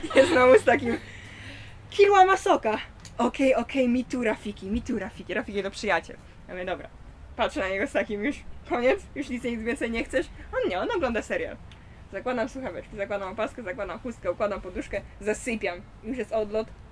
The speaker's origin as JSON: {"language": "Polish", "country": "Poland", "said": "Jestem z Polski"}